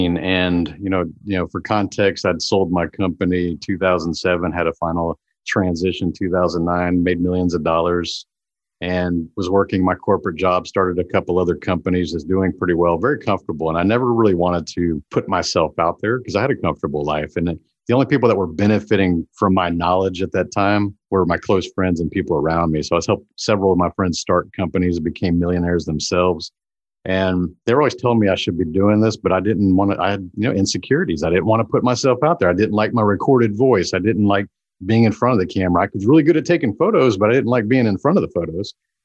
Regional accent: Houston, Texas, United States; because we grew up around NASA in Houston area.

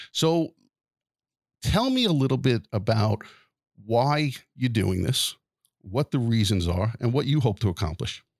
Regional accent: Wantagh, New York, United States; my hometown of Wantagh

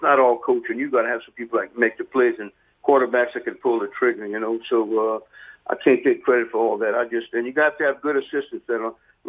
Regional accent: Lowerville, Louisiana, United States; I'm a coon ass. I'm proud of my heritage. I'm from Lowerville

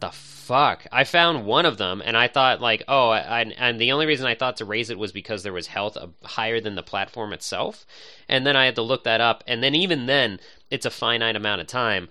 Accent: suburbs near Pittsburgh, Pennsylvania, United States; I've always grown up in the suburbs, so it's nice to find something that's twenty minutes out of the city, but also, like, a, not too far from where my mom lives, my hometown

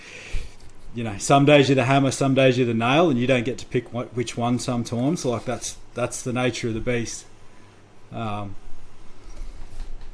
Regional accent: Toowoomba, Queensland, Australia; I grew up in Toowoomba

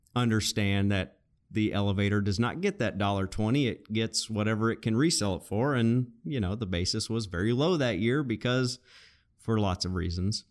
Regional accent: Arkansas, United States; we're both originally from Arkansas

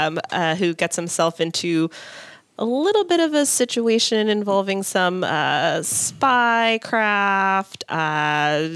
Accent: Brattleboro, Vermont, United States; moved away as an adult; also born or lived in Los Angeles, California; now in Minnesota, United States; I grew up, I'm not from Minnesota. Mm-hmm. I've lived here for a couple of years. My husband's from St. Louis Park, but I grew up in a small town in Vermont. So big shows didn't exactly come to Brattleboro, Vermont

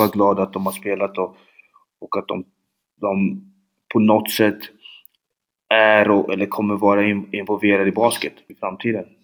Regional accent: Linköping, Östergötland, Sweden; born or raised there; Swedish is a second language

